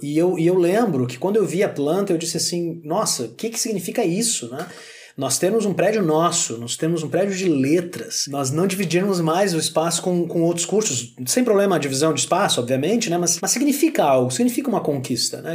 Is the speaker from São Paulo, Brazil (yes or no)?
no; Santa Maria, Rio Grande do Sul, Brazil; sou natural de Santa Maria